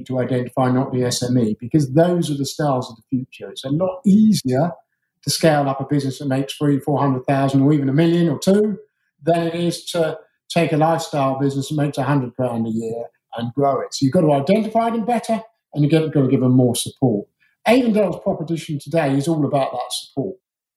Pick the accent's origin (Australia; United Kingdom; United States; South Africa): United Kingdom; Surrey, South East England; I grew up as a posh Surrey schoolboy